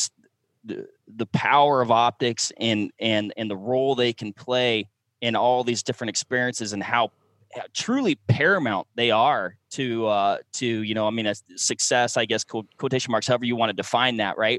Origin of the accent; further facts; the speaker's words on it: Washington, United States; moved away; back when I lived in Washington. So Washington State's my home state